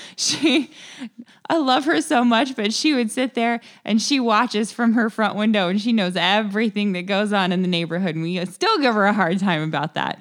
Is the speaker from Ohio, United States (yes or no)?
yes; Kettering, Ohio, United States; also born or lived in San Diego area, California; I grew up in Kettering, Ohio is where I was born, um, and grew up, uh, spent pretty much my entire life in the Dayton area